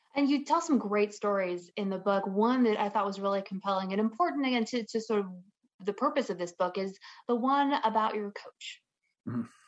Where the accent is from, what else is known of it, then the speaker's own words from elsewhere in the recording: a small town right outside of Atlanta, Georgia, United States; accent: southern; now in California, United States; grew up in a small town right outside of Atlanta, Georgia